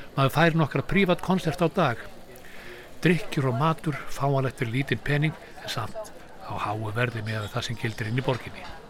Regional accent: Iceland

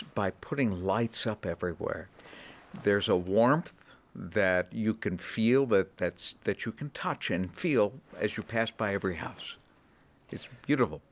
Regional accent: Boston, Massachusetts, United States; moved away as an adult; also born or lived in Atlanta, Georgia / Cleveland, Ohio; I was born and raised in the Boston area

